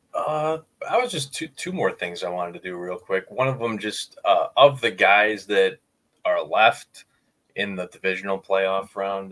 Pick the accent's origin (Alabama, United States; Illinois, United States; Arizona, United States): Illinois, United States; Chicago; Growing up in Chicago